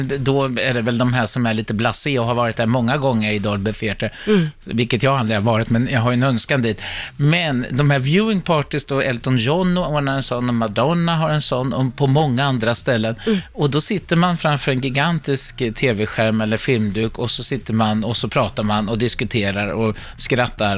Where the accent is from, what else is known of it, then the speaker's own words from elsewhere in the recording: Sweden; vi som är svenskar